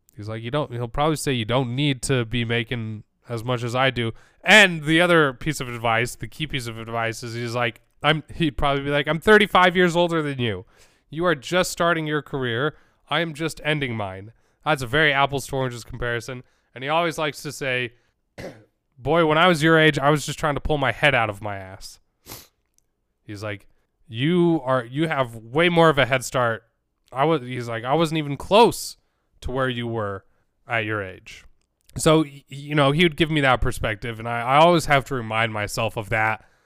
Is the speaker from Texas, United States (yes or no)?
no; Utah, United States; growing up in Utah